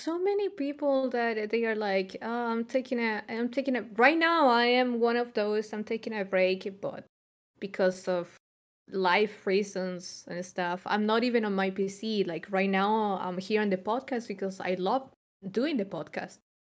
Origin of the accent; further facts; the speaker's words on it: Chile; moved away as an adult; now in Germany; I'm from Chile and I moved to Germany.